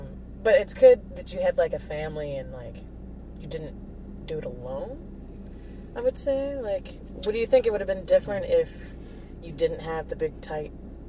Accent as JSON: {"language": "English", "town": "Prescott", "region": "Arizona", "country": "United States", "tie": "born or raised there", "moved": "yes", "said": "I'm from Prescott, and Prescott, I'm half black, so my dad's family being like one of the only predominantly black families. Yeah, I feel like that's probably why I live in a big city now"}